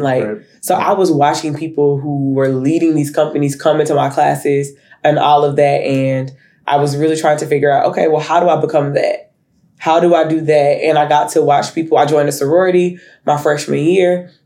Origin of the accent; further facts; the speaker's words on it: Humphrey, Arkansas, United States; moved away as an adult; also born or lived in Pine Bluff, Arkansas; now in Fort Worth, United States; I learned in Humphrey and really grow there too. So my dad is a pastor, and so we moved to Pine Bluff. I think I was like 14